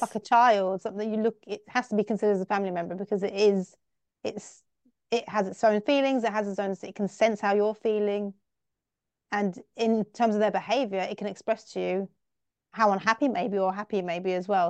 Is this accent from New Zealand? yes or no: no; England, United Kingdom; I'm from England, I'm from the U K, and in the U K, we are dog lovers